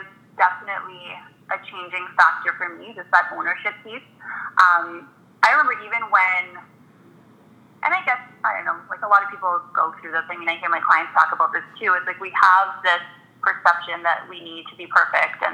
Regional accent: Toronto, Ontario, Canada; So I was born and raised in Toronto. I've always been in the city in the West End.

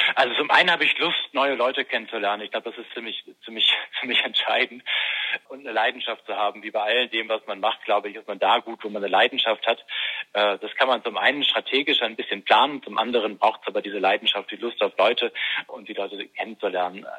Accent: Bremen, Germany; moved away; also born or lived in Münster; als Schülersprecher in Bremen, wo ich aufgewachsen bin

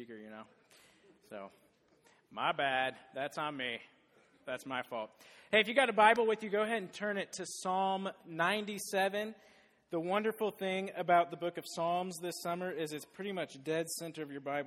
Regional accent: Des Moines, Iowa, United States; I grew up in Des Moines, went to Southeast Polk, and I am a dumb wrestler from Southeast Polk

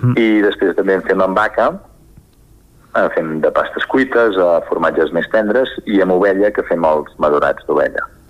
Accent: Sora, Catalonia, Spain; nosaltres som de Sora, al nord de la mhm. comarca d'Osona, just a sota Ripoll

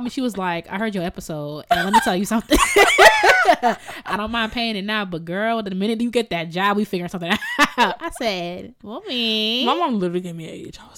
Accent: Jamaica; Did I use that right? I'm so Jamaican. I don't even know.

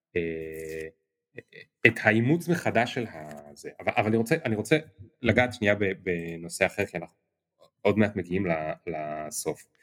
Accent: Kiryat Bialik, Haifa District, Israel; אני ילד מקריית ביאליק

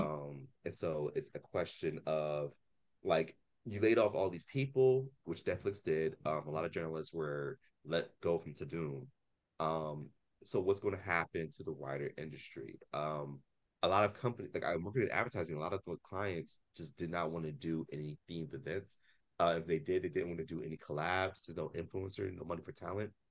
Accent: Columbus, Ohio, United States; moved away; also born or lived in Philadelphia, Pennsylvania; I grew up in Columbus, Ohio

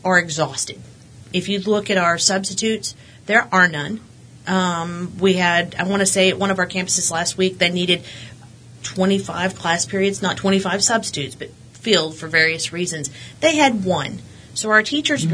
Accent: Midland, Texas, United States; also born or lived in Odessa, Texas; I was born in Odessa, but we transferred all over the state of Texas. But I, I consider myself a Midlander just because that's most of what I've known. I've been here since 88 or 89.

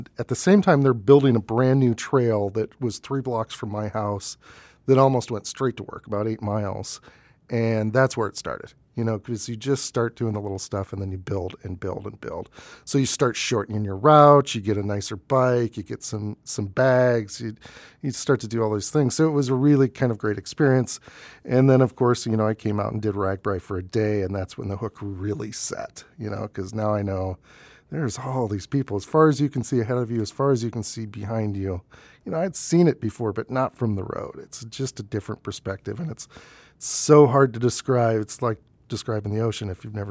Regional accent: Hudson, Iowa, United States; I'm a native Iowan. I grew up in Hudson, just south of Waterloo.

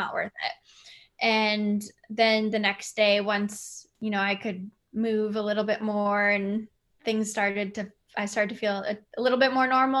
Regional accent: Winnipeg, Manitoba, Canada; my hometown of Winnipeg

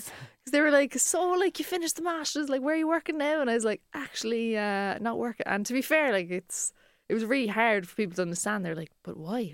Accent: Cork, Munster, Ireland; we're three comedians from Cork

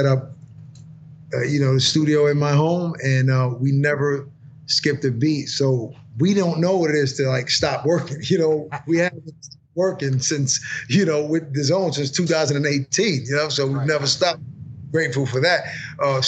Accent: New York City, New York, United States; I was born and raised in Brooklyn

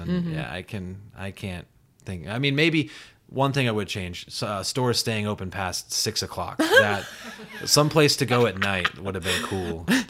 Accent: Belle Fourche, South Dakota, United States; moved away as an adult; now in New York, United States; I grew up in Belfouche, South Dakota.

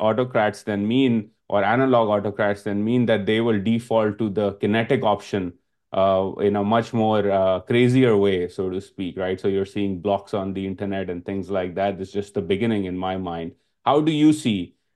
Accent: Karachi, Sindh, Pakistan; I am from Karachi

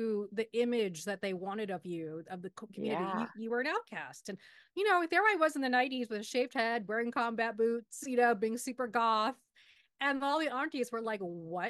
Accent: United States; As a Pakistani growing up here, we call ourselves the ABCDs, right? American Born Confused Desi.

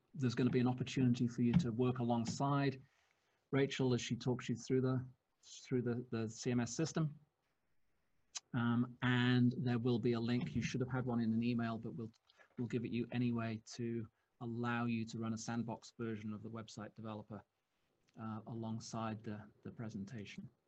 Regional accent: United Kingdom; we're British

